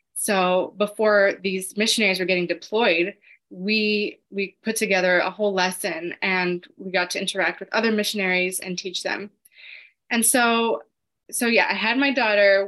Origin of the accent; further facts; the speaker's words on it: Los Angeles, California, United States; I'm from Los Angeles.